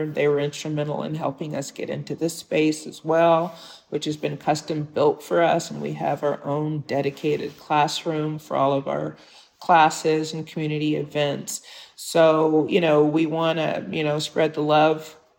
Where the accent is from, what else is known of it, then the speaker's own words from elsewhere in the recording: Detroit, Michigan, United States; It's my hometown. And, you know, I had a wonderful childhood in Detroit. You know, I went to Detroit public schools, K through 12.